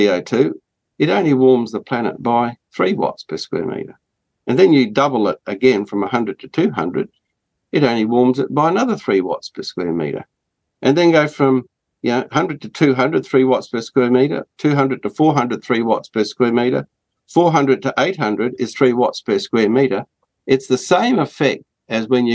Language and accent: English; Australia; as an Australian